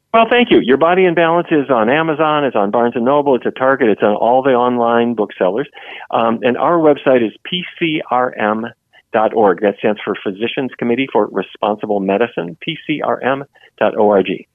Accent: Fargo, North Dakota, United States; I grew up in Fargo, North Dakota

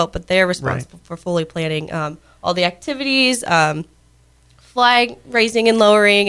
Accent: Putnam County, Ohio, United States; I am from Putnam County, and I am in my last semester at Ohio State

